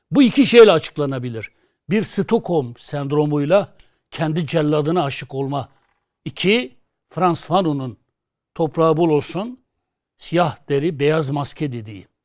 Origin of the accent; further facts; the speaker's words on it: Turkey; Biz Amerika'nın Kürdü değiliz. Biz Türkiye'nin Kürdüyüz. Biz Kürt asıllı Türk de değiliz. Biz Kürdüz ama Türk bizim kardeşimizdir.